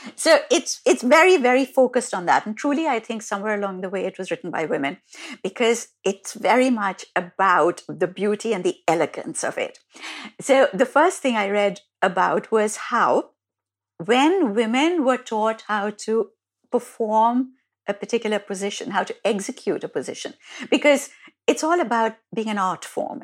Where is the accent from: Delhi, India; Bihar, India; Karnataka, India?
Delhi, India; an Indian girl growing up in Delhi